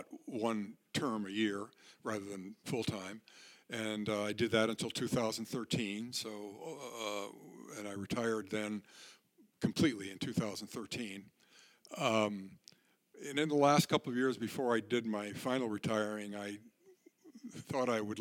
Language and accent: English; Connecticut, United States; moved away as an adult; also born or lived in southern Vermont / Athens, Ohio; I was born in Connecticut in 1943, and I grew up there and in southern Vermont